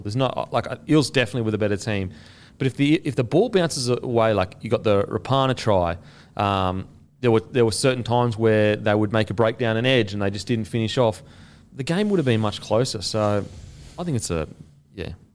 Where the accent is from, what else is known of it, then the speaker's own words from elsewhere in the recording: Gold Coast, Queensland, Australia; I'm from the Gold Coast